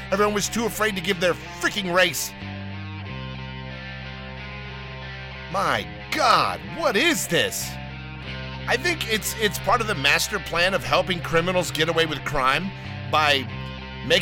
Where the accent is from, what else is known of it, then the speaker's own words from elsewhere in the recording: the South, United States; I am a guy from the South